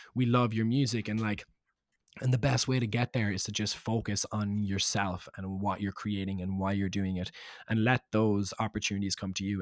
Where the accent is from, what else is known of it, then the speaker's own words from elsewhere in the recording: Cork, Munster, Ireland; now in London, United Kingdom; being Irish